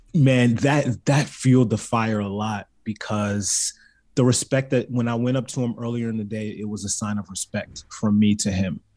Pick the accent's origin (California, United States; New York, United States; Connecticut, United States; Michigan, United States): California, United States; also born or lived in Baltimore, Maryland; I was raised in California